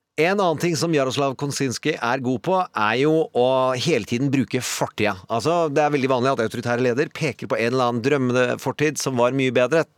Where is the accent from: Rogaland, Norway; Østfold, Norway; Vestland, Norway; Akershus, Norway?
Østfold, Norway; Indre; jeg kommer fra Indre Østfold